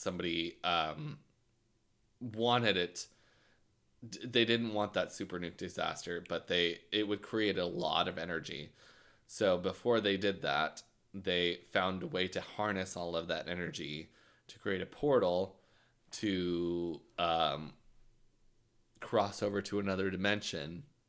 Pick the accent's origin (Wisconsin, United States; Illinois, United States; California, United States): Illinois, United States; Gorham; Because I guessed them. I'm from Gorman.